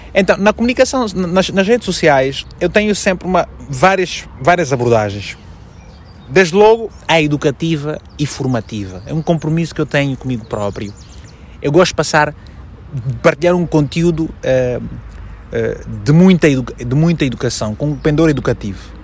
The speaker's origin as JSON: {"language": "Portuguese", "region": "Malanje", "country": "Angola", "tie": "born or raised there", "also_born_or_lived": "Luanda", "moved": "as an adult", "lives_now": "Portugal", "said": "eu nasci em Malange há 38 anos"}